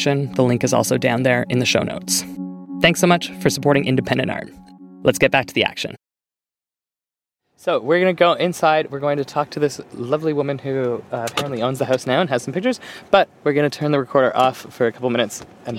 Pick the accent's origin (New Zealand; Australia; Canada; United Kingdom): Canada; we're from Canada